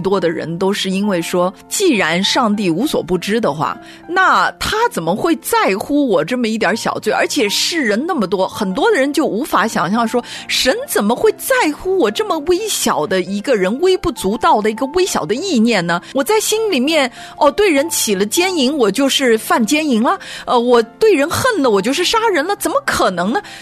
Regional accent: China; 我们中国人

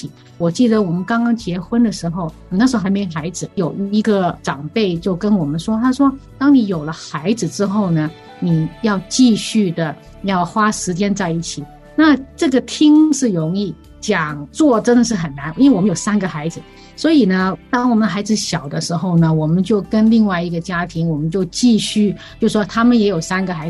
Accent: Hong Kong; now in United States; 是的，我们两个都是从香港来的。那我们呢，在香港呢，其实我们所住的那个地方呢，走路大概两分钟而已。

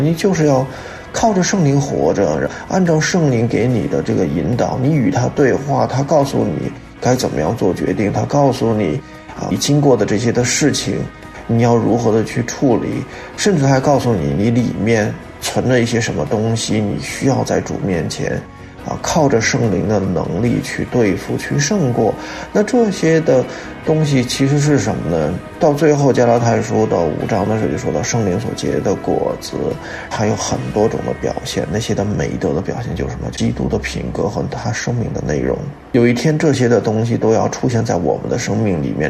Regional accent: China; 我们中国人来讲呢

